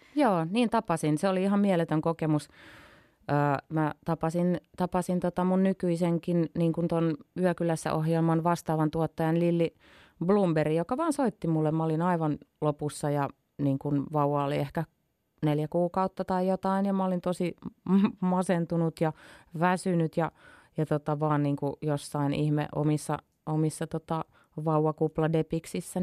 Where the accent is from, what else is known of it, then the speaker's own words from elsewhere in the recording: Imatra, South Karelia, Finland; also born or lived in northern Finland; mä kasvoin tosiaan Imatralla niin kun, no mun juuret on pohjois mutta sitten muutin yhdeksänvuotiaan Imatralle